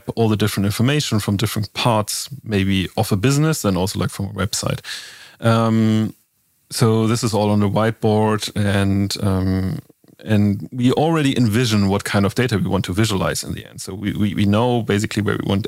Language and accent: English; Northern Germany, Germany; I'm myself growing up in Northern Germany